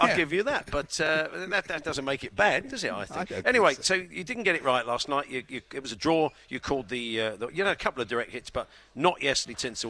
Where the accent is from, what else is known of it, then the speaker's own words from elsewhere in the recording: United Kingdom; We're British